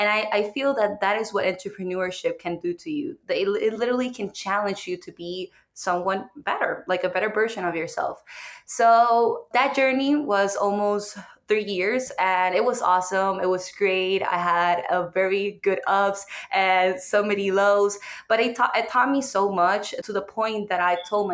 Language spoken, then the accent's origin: English; Puerto Rico; English is a second language; moved away as an adult; now in United States; I am from Puerto Rico